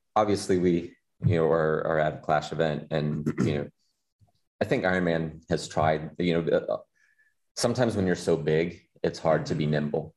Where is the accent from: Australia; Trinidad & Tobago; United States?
United States; Des Moines, Iowa; Des Moines, which is right like my hometown